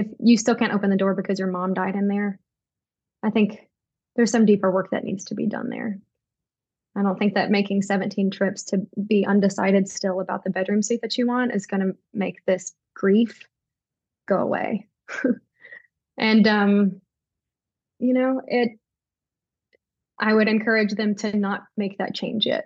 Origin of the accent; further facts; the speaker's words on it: Tennessee, United States; I'm from Tennessee. I have lived in Tennessee my entire life, never lived in another state